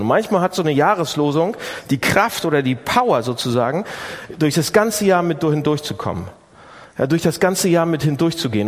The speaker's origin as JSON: {"language": "German", "region": "Northern Germany", "country": "Germany", "said": "bei uns im Norden"}